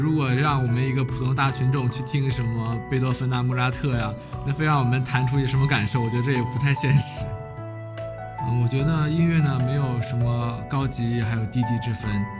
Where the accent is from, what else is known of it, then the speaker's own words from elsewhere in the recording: Northeast China, China; 啊，喊麦是在我们东北会比较流行啊。我们东北的 hip hop，呦呦。